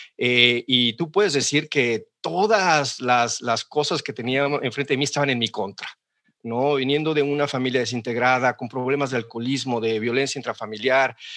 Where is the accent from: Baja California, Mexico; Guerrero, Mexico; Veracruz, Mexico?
Veracruz, Mexico; Xalapa; moved away as an adult; also born or lived in Monterrey, Mexico; now in Seattle, United States; yo soy jalapeño 100%, nací en Jalapa y viví en Jalapa hasta los 18 años